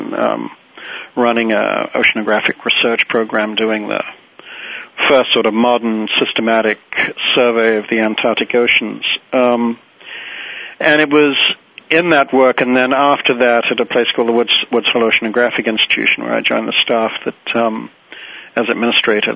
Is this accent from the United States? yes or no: no; England, United Kingdom; moved away; I grew up in England and went off to boarding school when I was 7 and was there 10 years